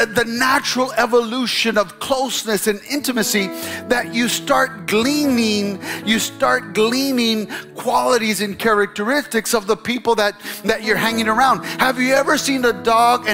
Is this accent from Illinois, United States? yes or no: yes; Chicago, Illinois, United States; moved away as an adult; now in Texas, United States; I'm from the north. And when I came to Texas back in 1990, I graduated college, went to Bible school. And when I came down from Chicago